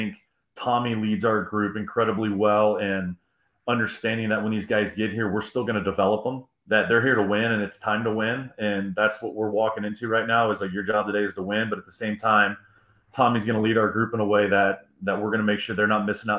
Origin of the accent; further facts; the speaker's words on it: Illinois, United States; also born or lived in Ohio; So I spent some time growing up in Illinois and Ohio. I understand those winters.